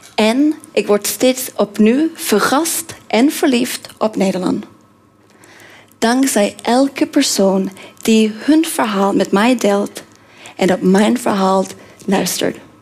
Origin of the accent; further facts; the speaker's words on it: Norway; Dutch is a second language; moved away as an adult; also born or lived in Korea / Australia / Indonesia / Tajikistan; now in Netherlands; ik kom uit Noorwegen